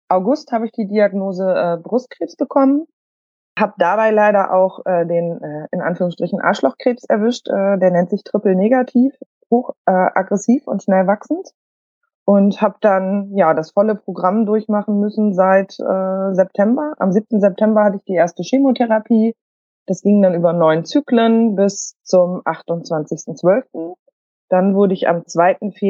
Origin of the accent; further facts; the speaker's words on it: Bremen, Germany; äh, komme aus Bremen.